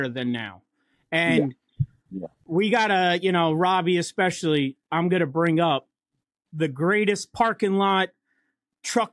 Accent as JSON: {"language": "English", "region": "New York", "country": "United States", "said": "us New Yorkers"}